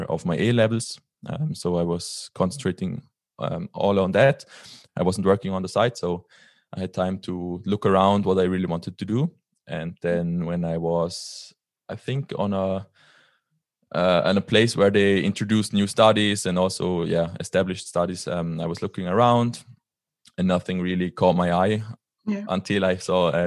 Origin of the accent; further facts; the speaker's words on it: Liechtenstein; So I am from Liechtenstein. It's a very tiny country in the middle of Europe between Switzerland and Austria. And yeah, I grew up here all my life. I'm still living here.